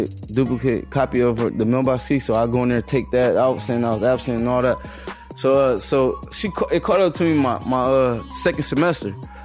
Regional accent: Compton, California, United States; I grew up in Compton

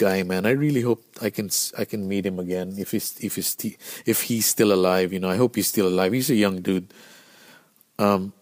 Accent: Philippines; Being Filipino, you don't know how to dress cold

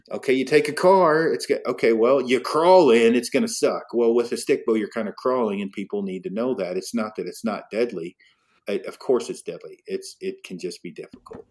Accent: Detroit Lake, Oregon, United States; I was raised in Detroit Lake, Oregon

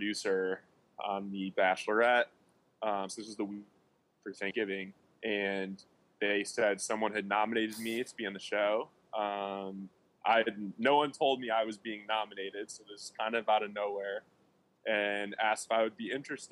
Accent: Birmingham, Michigan, United States; moved away as an adult; now in Dallas, United States; So originally from Birmingham, Michigan, youngest of four kids.

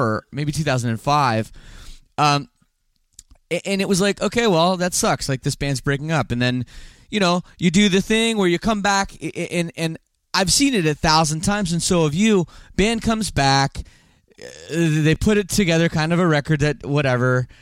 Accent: Canada; I don't speak French despite being Canadian

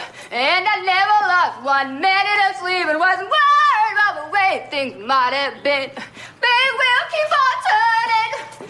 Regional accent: Los Angeles, California, United States; I'm from Los Angeles, California

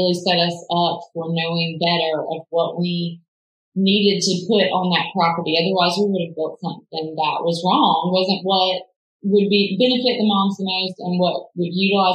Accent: Dexter, Georgia, United States; now in Watkinsville, United States; I grew up in Dexter

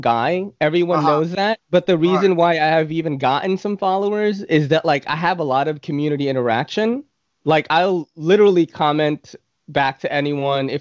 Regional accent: Philippines; moved away; I came from the country because I came from the Philippines. Like we had one channel TV when I was growing up

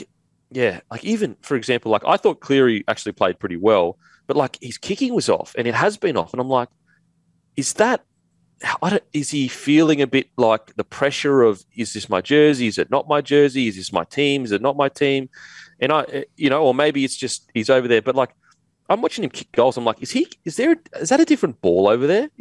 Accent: Australia; me being an Aussie.

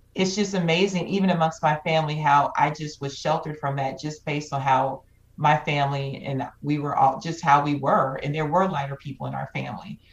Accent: Georgia, United States; growing up in the South

